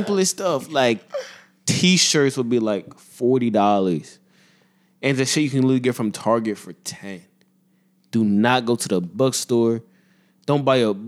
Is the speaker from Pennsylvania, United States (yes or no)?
yes; Reading, Pennsylvania, United States; I'm from Reading, Pennsylvania